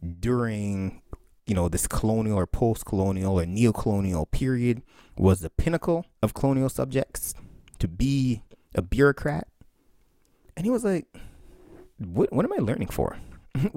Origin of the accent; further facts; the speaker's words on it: Barbados; of youth growing up in Barbados. And it was a critique of the education system. It was, okay, so we're going to school under this British system.